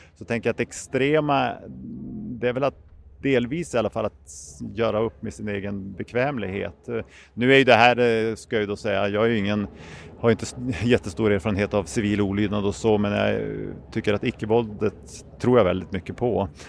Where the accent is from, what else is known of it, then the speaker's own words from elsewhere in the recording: Umeå, Västerbotten County, Sweden; jag kommer från Umeå